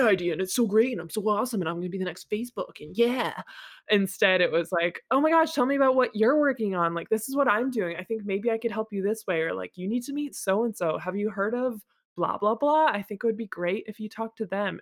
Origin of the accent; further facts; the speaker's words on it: Massachusetts, United States; moved away as an adult; also born or lived in San Francisco; now in Houston, United States; I had spent most of my life in Massachusetts